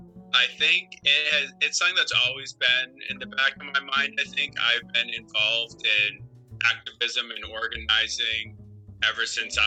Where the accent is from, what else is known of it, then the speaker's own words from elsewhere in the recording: Monmouth, Maine, United States; I'm born and raised, I was born in Monmouth, Maine, grew up in Monmouth, Maine, small town near Augusta, graduated from Monmouth Academy, went to Colby College, and, I've been in Maine my whole life